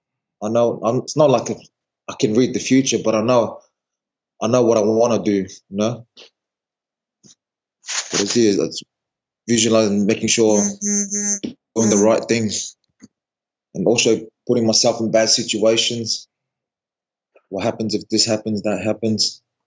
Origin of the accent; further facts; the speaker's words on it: New Zealand; also born or lived in Tonga; now in Australia; I grew up in New Zealand.